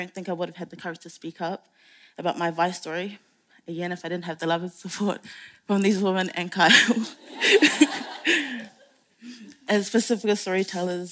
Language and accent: English; Auckland, New Zealand; I'm also from Enrapahad, Clendon and Manurewa